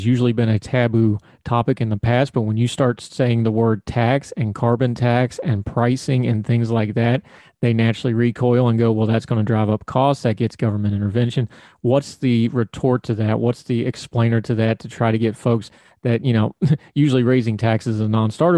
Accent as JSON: {"language": "English", "region": "West Virginia", "country": "United States", "tie": "born or raised there", "said": "I grew up in West Virginia"}